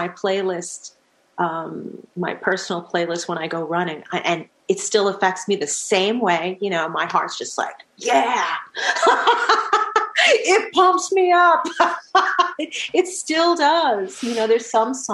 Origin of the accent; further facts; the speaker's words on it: Manhasset, New York, United States; also born or lived in Glen Head, New York / Sea Cliff, New York; now in Hamburg, Germany; I grew up in Long Island. I grew up in Manhasset, New York